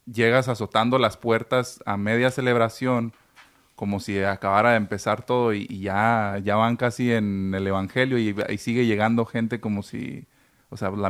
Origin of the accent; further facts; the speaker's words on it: Mexico; Pero ahora sí que como mexicanos, la mala costumbre